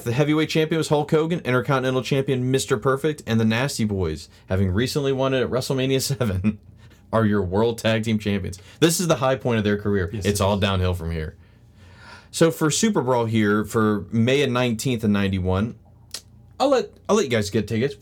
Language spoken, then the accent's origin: English; Australia; my home country, Australia